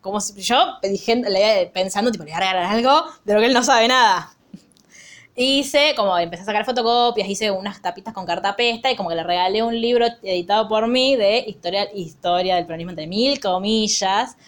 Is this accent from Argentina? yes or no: yes; Argentina; me encanta ser argentina